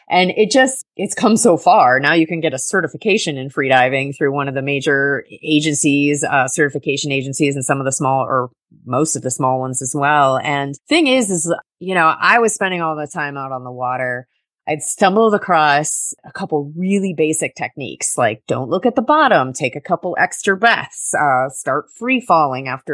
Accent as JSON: {"language": "English", "town": "Summerland Key", "region": "Florida", "country": "United States", "tie": "born or raised there", "also_born_or_lived": "Duluth, Minnesota", "said": "I grew up on Summerland Key"}